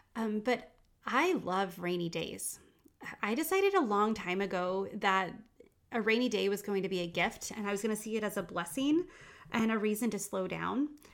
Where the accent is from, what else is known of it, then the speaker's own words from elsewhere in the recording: England, United Kingdom; moved away; I grew up in England